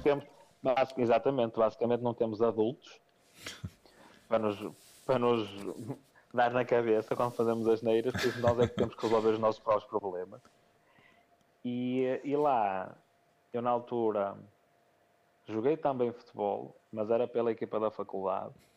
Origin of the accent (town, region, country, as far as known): Portugal; also born or lived in Póvoa